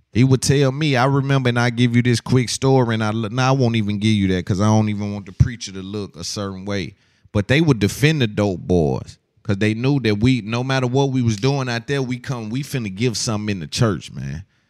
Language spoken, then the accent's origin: English; the South, United States; I'm from the South